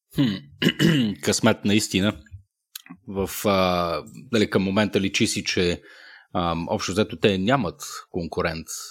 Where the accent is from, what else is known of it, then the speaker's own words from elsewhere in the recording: Shumen, Shumen Province, Bulgaria; accent: Shumen; аз съм шуменец по природа, вероятно ми личи по начина по който казвам думички като 50, 11 и, и проче. От време на време шуменската ми природа се проявява.